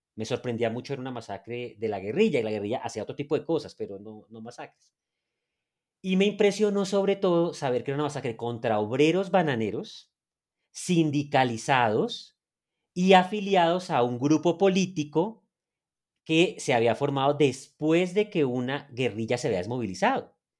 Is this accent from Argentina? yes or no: no; Neiva, Huila, Colombia; moved away as an adult; also born or lived in Boyacá; now in Bogotá, Colombia; yo soy una persona que viene de la ciudad de Neiva. nací de hecho en Boyacá